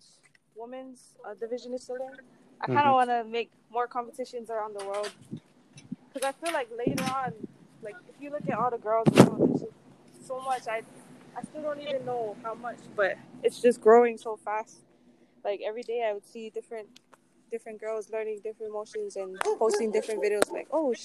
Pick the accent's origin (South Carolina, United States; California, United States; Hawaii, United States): Hawaii, United States; Laie; also born or lived in Cook Islands; Growing up in La'ie